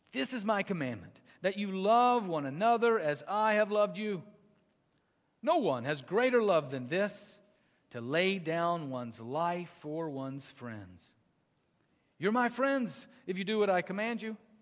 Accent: the South, United States; I grew up in the South

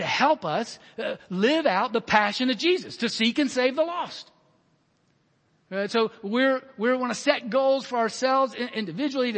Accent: Alabama, United States; I was born in the 60s in Alabama

